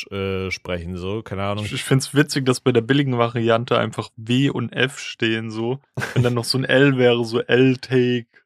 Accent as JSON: {"language": "German", "town": "Schonungen", "region": "Bavaria", "country": "Germany", "said": "ich komme aus Schonungen bei Schweinfurt."}